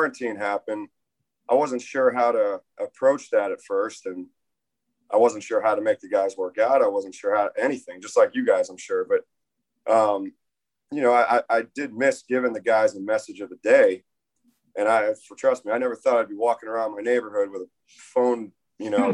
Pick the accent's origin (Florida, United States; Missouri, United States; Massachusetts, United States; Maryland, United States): Florida, United States; Tampa; moved away; I grew up in Tampa, Florida